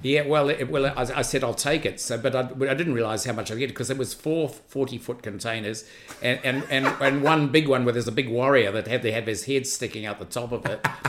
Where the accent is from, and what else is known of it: New Zealand